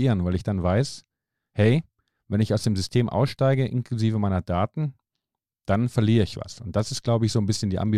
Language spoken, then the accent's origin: German; Finland; moved away; Also ich bin ja aus Finnland hierher gekommen und da haben wir ein anderes Gesundheitssystem.